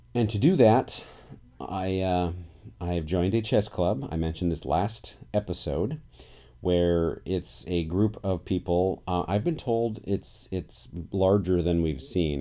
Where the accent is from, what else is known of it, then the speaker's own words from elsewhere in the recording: Portland, Oregon, United States; I'm from Portland, Oregon